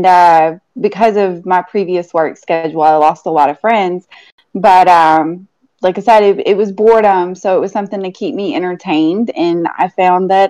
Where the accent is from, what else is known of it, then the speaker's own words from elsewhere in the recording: Long Island, New York, United States; moved away; I'm originally from Long Island.